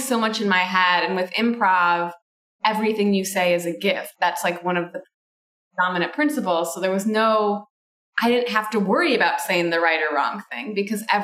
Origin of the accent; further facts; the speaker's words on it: Michigan, United States; I grew up in Michigan and my family kind of originated from Italy.